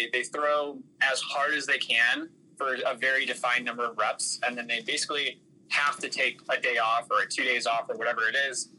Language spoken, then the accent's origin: English; outside of Cleveland, Ohio, United States; I grew up in outside of Cleveland, Ohio